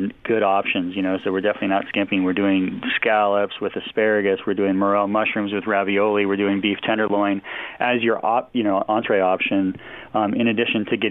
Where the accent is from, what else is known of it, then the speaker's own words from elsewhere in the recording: Snoqualmie Valley, Washington, United States; also born or lived in Scottsdale, Arizona / Vail, Colorado; I grew up in the area. I grew up in the Snoqualmie Valley, so I have a lot of roots here in the Seattle, Puget Sound region